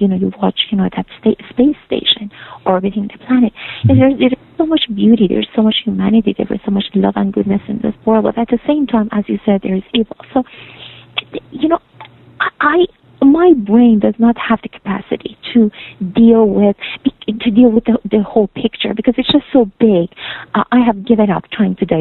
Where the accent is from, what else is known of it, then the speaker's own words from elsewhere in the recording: Iran; now in Canada; I'm from Iran